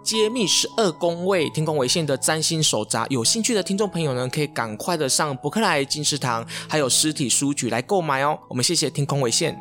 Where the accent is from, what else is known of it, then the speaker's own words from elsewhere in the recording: Taiwan; 我们东方人，甚至我们台湾人